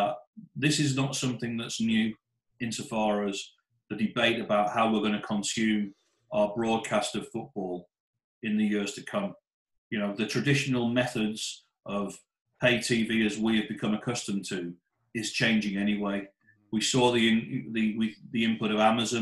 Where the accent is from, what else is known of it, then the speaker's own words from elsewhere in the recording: Middlesbrough, North East England, United Kingdom; I grew up in Middlesbrough in the 1970s and 80s